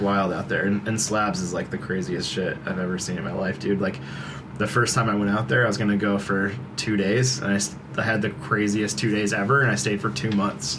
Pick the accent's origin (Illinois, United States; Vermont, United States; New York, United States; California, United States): Vermont, United States; Burlington; growing up in Burlington